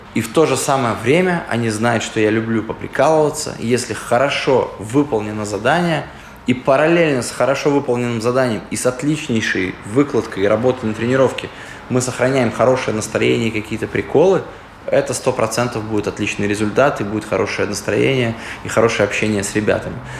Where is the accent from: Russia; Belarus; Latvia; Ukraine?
Latvia; Daugavpils; Мы говорим, из Даугавпилса